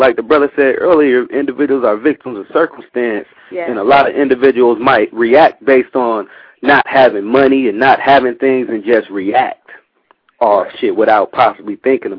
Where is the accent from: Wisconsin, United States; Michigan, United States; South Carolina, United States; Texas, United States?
Wisconsin, United States; Milwaukee; also born or lived in California; now in Japan; I'm from Milwaukee. I'm in Japan right now. I make music. I've been in California doing music for years.